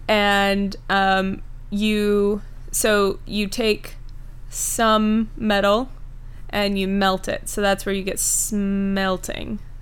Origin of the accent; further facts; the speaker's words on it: Kentucky, United States; I'm from Kentucky